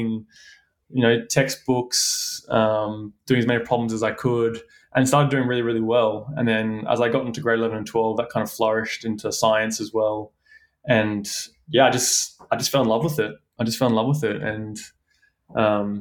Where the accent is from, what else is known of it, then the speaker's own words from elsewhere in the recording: Brisbane, Queensland, Australia; also born or lived in Western Australia; Brisbane born and raised. I grew up in the Redlands area, Mount Cotton